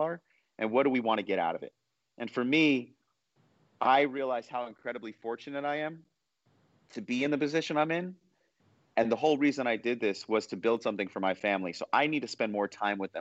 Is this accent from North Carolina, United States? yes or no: no; New York City, New York, United States; I was born in 1981 in New York City